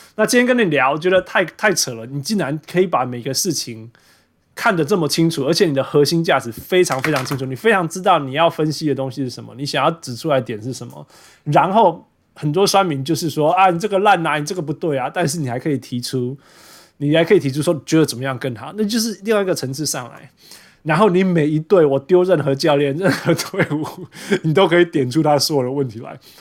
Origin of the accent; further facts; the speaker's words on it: Vancouver, British Columbia, Canada; 因为你知道我小时候是被香港人环绕长大的，所以我是从小听丢党长大的。 哦， 我们在温哥华嘛，旁边都是香港。